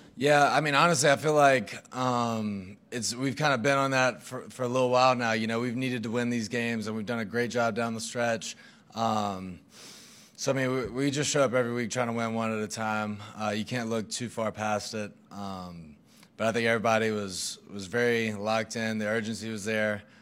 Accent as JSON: {"language": "English", "region": "Mississippi", "country": "United States", "moved": "yes", "said": "We're both from Mississippi, like, thirty minutes apart"}